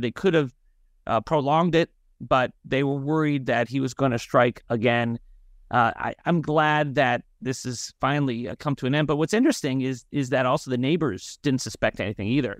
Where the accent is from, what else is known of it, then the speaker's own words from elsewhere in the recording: North Miami, Florida, United States; I'm originally from North Miami, Florida. I went to public schools there